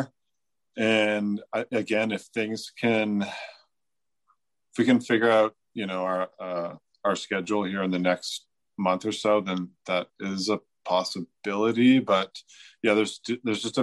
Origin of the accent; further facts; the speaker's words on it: Canada; my Canadianism